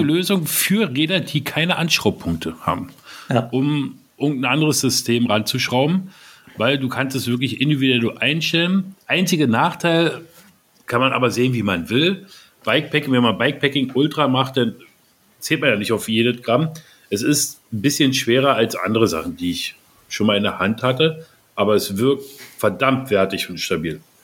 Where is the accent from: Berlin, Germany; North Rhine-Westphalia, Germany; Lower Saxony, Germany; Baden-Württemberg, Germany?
Berlin, Germany; Wir Berliner